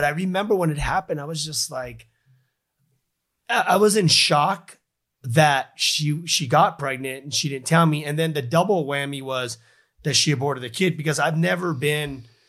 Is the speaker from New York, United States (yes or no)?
no; Los Angeles, California, United States; I grew up in Los Angeles, California, and, you know, my brothers were all part of the music industry.